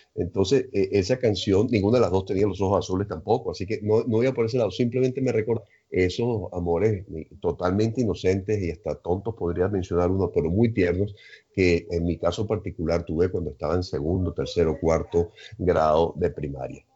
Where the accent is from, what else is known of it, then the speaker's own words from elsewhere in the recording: Caracas, Capital District, Venezuela; Estaba viendo en los Chaguaramas y me fui a vivir a Cumbres de Curúmenes.